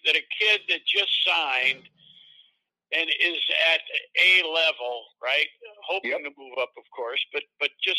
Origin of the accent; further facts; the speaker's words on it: Central New York, United States; growing up in Central New York